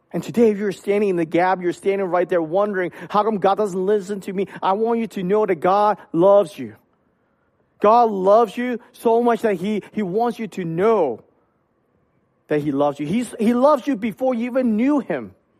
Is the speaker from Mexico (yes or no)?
no; Hong Kong; moved away; when I was young, I grew up in Hong Kong.